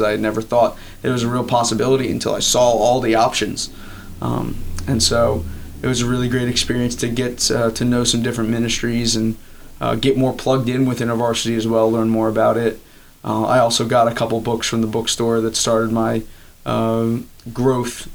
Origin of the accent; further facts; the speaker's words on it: Elkton, Maryland, United States; I was actually born uh, and raised right across the border in Maryland. Uh, I grew up in Elkton, Maryland